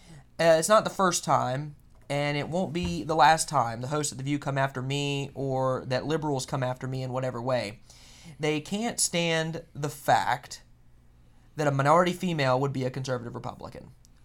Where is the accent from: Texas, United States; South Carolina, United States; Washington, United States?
South Carolina, United States; I'm from South Carolina